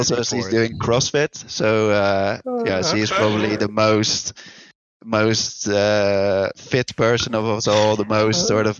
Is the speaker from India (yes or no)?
no; Netherlands; moved away as an adult; also born or lived in Prague, Czech Republic / Amsterdam, Netherlands; I'm from the Netherlands, but I lived in Prague, the Czech Republic, where Bohemia is based, for about 5 years. And now, about 2 years ago, we opened the studio in Amsterdam, and I moved back here.